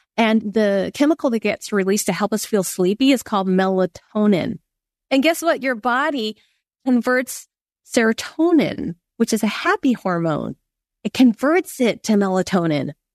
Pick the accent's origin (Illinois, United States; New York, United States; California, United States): California, United States; Silicon Valley; I grew up in Silicon Valley.